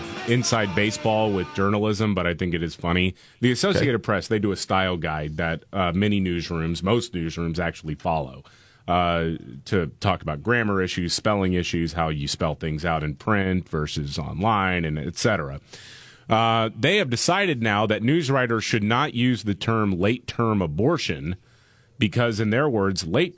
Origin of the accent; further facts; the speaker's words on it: Covington, Georgia, United States; I arrived in my hometown of Covington and waited in a sea full of eager voters.